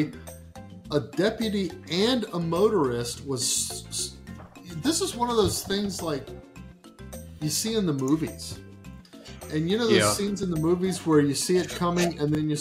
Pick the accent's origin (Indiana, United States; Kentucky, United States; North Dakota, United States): Indiana, United States; Whitewater River; we grew up around the Whitewater River.